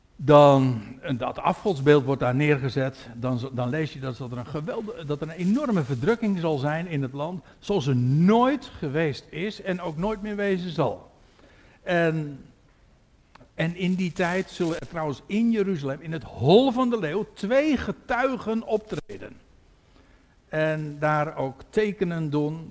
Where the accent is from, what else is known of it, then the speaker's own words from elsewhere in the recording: Katwijk, South Holland, Netherlands; ik kom uit Katwijk